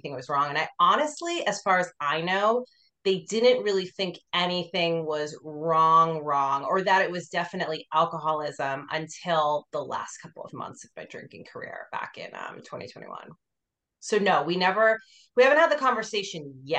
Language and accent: English; Boston, Massachusetts, United States; moved away as an adult; also born or lived in New York City, United States / Los Angeles, United States; now in Austin, United States; I lived in a suburb about 25 minutes north of Boston